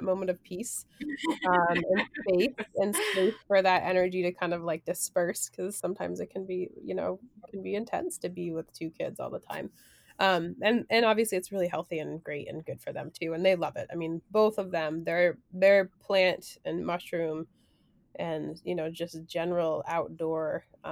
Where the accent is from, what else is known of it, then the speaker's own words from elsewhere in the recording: Provincetown, Massachusetts, United States; I grew up in Provincetown in Cape Cod